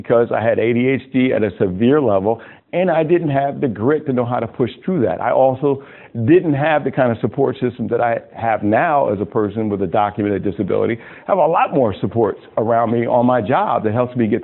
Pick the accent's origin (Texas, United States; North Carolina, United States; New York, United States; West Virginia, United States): New York, United States; Westchester County, Hudson Valley; also born or lived in Ossining, New York; I grew up in Westchester County, the Hudson Valley, about maybe 40 minutes from Manhattan, real pretty area.